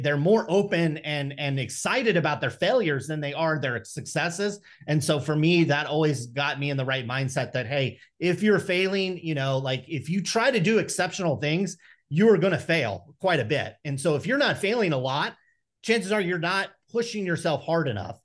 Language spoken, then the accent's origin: English; Stockton, California, United States; growing up in Stockton, you're just constantly uh, presented with challenges and temptations